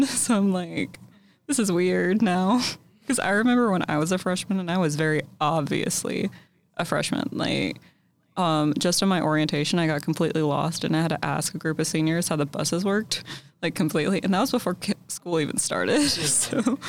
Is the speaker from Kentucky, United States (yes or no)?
yes; Louisville, Kentucky, United States; moved away as an adult; now in Lexington, United States; I'm from Louisville